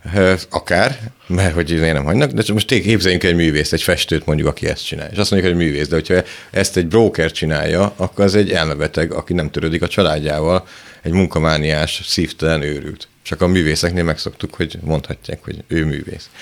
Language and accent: Hungarian; Szentes, Csongrád-Csanád, Hungary; moved away; ahonnan én jövök, szentesről, a szánkózás abból áll, hogy ráülsz a szánkon, és apukát húz, mert sík az egész